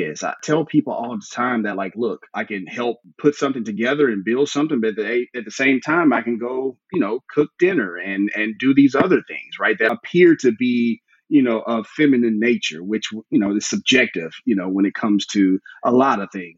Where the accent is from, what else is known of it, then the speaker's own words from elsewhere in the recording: Memphis, Tennessee, United States; I grew up in the Bible Belt South, Memphis, Tennessee